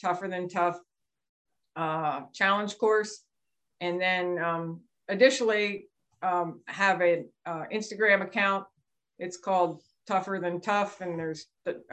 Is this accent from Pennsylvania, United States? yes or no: yes; Lancaster County, Pennsylvania, United States; also born or lived in Juniata County, Pennsylvania / Camp Lejeune, North Carolina; I grew up in Lancaster County, but we moved up to Juniata County, Pennsylvania about 5